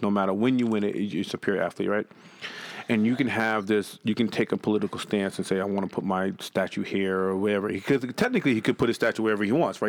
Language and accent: English; Boston, Massachusetts, United States; I'm from Boston.